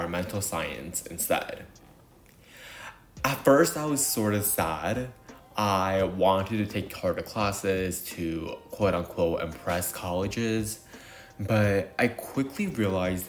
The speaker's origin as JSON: {"language": "English", "town": "New York City", "region": "New York", "country": "United States", "tie": "born or raised there", "said": "I was born and raised in New York City"}